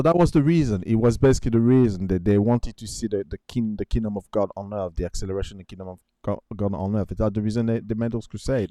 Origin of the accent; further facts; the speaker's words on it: France; I remember growing up in France